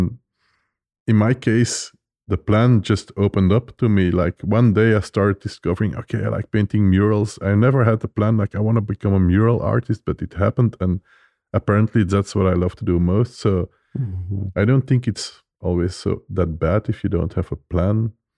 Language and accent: English; Belgium; English is a second language; I love IPA, and I'm coming from Belgium. We have like this beer culture.